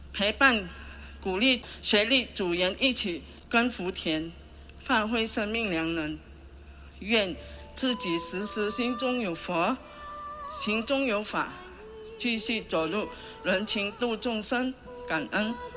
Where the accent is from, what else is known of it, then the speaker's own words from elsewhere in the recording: Johor Bahru, Johor, Malaysia; 我是来自马来西亚罗佛新山的灯笼乡，是一位单亲妈妈